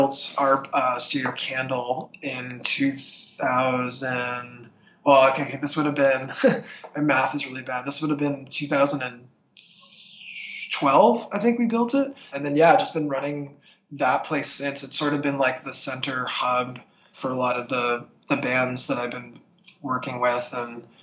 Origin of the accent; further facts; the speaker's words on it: St. Catharines, Ontario, Canada; moved away as an adult; now in Toronto, Canada; my hometown of St. Catharines